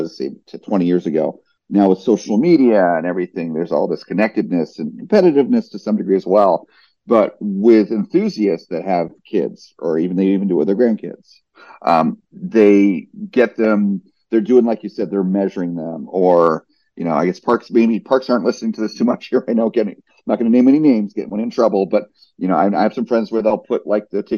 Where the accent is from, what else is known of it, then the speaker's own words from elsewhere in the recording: New Jersey, United States; now in Orlando, United States; I grew up in New Jersey